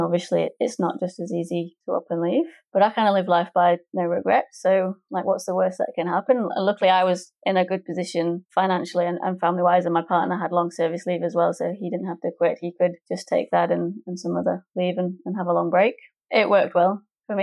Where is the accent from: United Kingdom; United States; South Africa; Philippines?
United Kingdom; England; moved away as an adult; now in Melbourne, Australia; I'm English, my partner's English